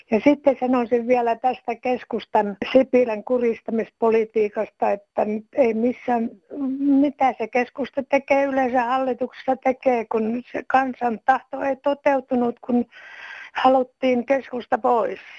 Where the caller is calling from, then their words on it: Jyväskylä, Central Finland, Finland; No täällä on … Jyväskylästä.